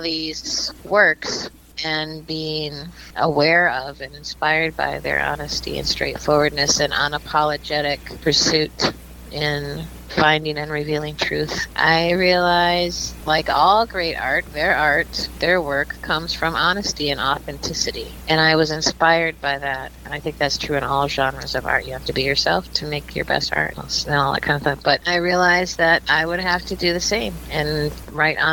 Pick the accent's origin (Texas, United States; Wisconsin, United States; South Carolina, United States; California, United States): Wisconsin, United States; Milwaukee; moved away as an adult; also born or lived in Boston, Massachusetts; I grew up in Milwaukee, Wisconsin